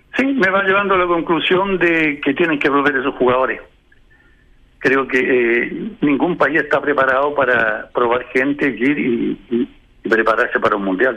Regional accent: Chile

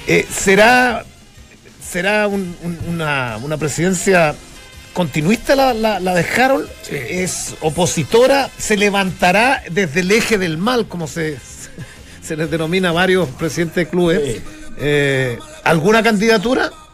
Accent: Chile

